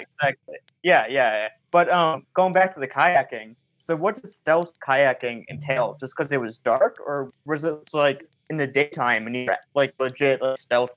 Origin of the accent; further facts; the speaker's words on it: Michigan, United States; I tend to film a lot in Michigan because I'm from Michigan